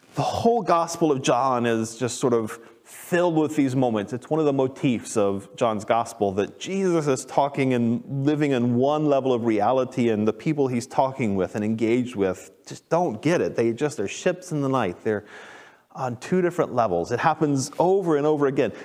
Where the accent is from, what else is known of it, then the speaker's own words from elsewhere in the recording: Texas, United States; I grew up in Texas